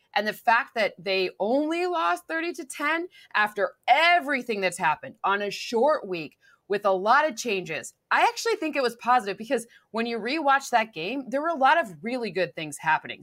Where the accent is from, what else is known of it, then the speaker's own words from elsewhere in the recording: Michigan, United States; also born or lived in New York; now in Southern California, United States; I'm from Michigan